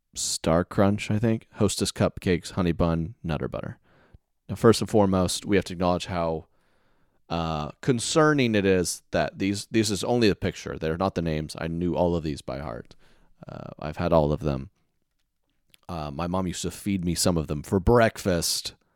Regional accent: Oklahoma City, Oklahoma, United States; moved away; my hometown show in Oklahoma City was supposed to be this weekend

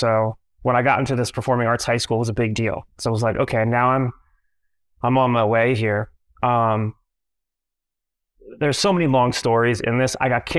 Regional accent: Minneapolis, Minnesota, United States; born there; I was born in Minneapolis, Minnesota, to a 16-year-old single mom

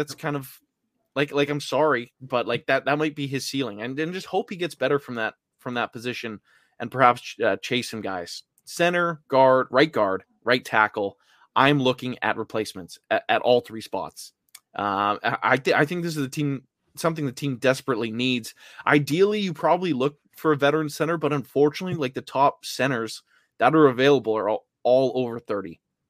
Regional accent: Vancouver, British Columbia, Canada; I'm from Vancouver.

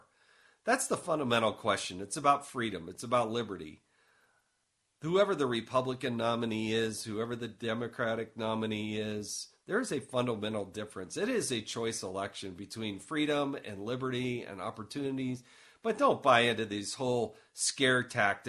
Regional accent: Utah, United States; my hometown's Utah

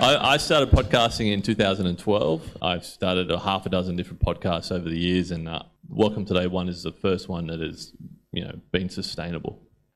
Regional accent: Newcastle, New South Wales, Australia; I'm from Newcastle

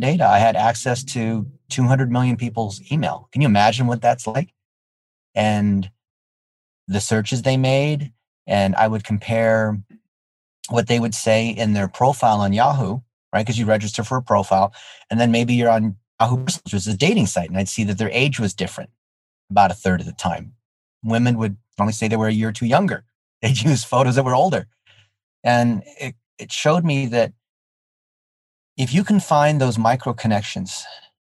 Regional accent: United States; English is a second language; I'm an ABC. Have you heard of that? No, what is that? American born Chinese. No, I didn't speak English until I was six

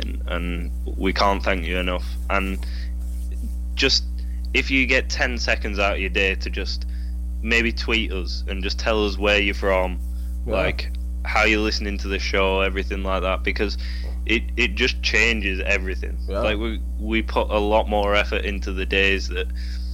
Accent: England, United Kingdom; I'm English

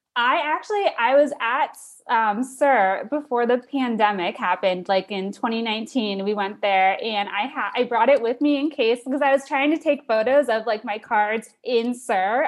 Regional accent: Sarasota, Florida, United States; now in Miami, United States; I'm from Sarasota, which is, like, a little bit, it's, like, three hours north on the Gulf Coast of Florida, but I moved to Miami for a job, like, two and a half years ago

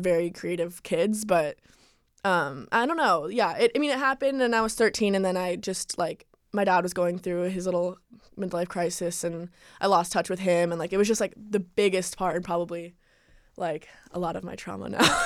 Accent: Calabasas, California, United States; also born or lived in New York; I lived here all my life, Calabasas

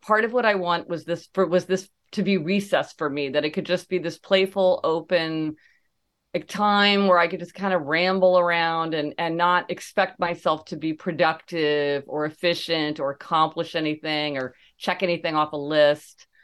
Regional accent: Kansas City, Missouri, United States; growing up in Kansas City, Missouri

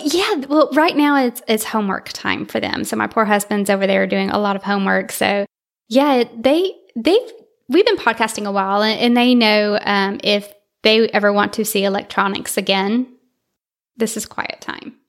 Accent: North Alabama, United States; also born or lived in Vallejo, California; I did, uh, most of my schooling in Alabama, so that's the accent

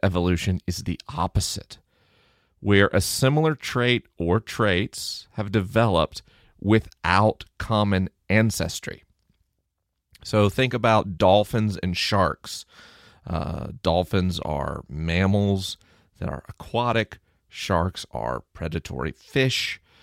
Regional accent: Tallahassee, Florida, United States; I grew up in Tallahassee, Florida.

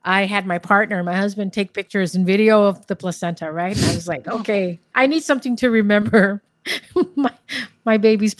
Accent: Guam; Born and raised in Guam, in the Marianas.

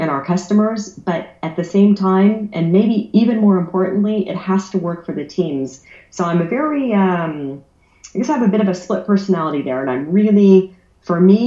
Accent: San Francisco Bay Area, California, United States; moved away as an adult; also born or lived in Germany; now in Switzerland; I grew up in the San Francisco Bay Area. I moved over to Europe about 20 years ago, lived in Germany for 10 years, and I've been in Switzerland since

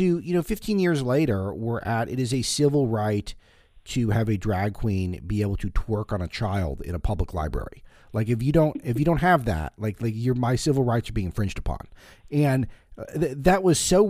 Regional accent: Los Angeles, California, United States; this is where I grew up in West LA.

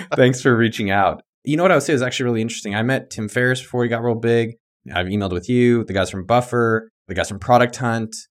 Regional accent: the Bay Area, California, United States; moved away as an adult; now in Austin, United States; I grew up in the Bay

